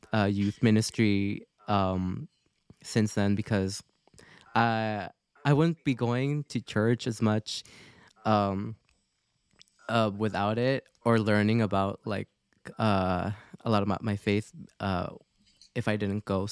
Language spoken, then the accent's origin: English; Canada; also born or lived in Philippines; growing up in Canada, since I was 6 years old, I did not know, or I still hear Tagalog at home